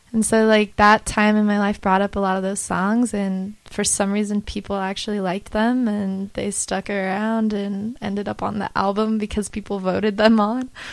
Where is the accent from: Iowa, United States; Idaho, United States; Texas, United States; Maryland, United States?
Idaho, United States; moved away; also born or lived in Utah; I'm from Idaho, but I spent a lot of time in Utah